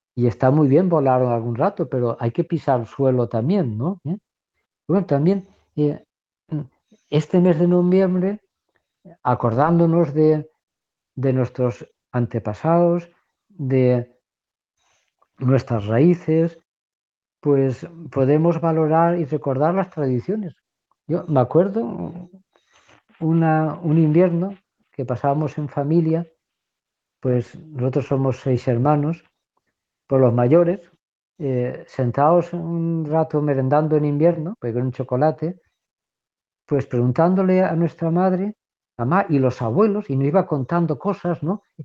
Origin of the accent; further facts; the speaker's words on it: Valencia, Valencian Community, Spain; now in Córdoba, Spain; soy de Valencia, pero vivo en Córdoba